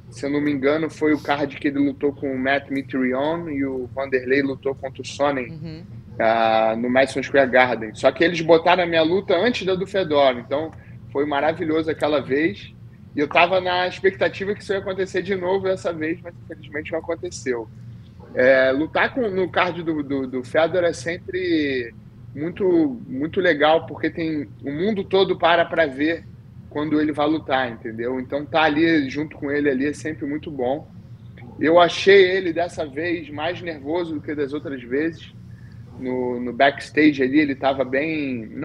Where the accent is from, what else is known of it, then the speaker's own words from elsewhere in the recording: Rio de Janeiro, Brazil; now in United States; de preferência na Barra da Tijuca, que foi onde eu fui. Tá, onde eu nasci fui criado.